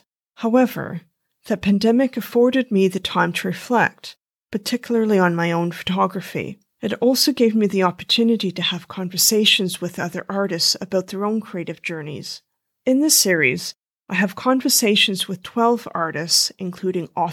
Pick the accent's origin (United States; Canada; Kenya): Canada; now in London, United Kingdom; I'm a Canadian photographer who is now based in London, England